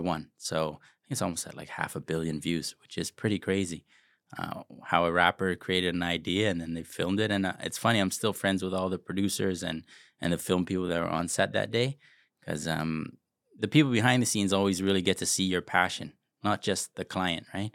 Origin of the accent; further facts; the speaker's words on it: Toronto, Ontario, Canada; I grew up rough in Jane and Finch